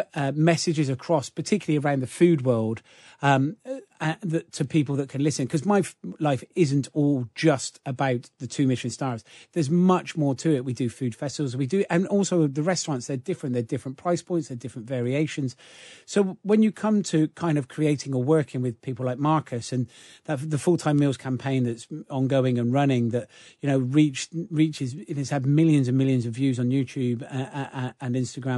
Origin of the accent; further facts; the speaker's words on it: Gloucester, South West England, United Kingdom; I grew up in Gloucester, in the centre of Gloucester, single parent family.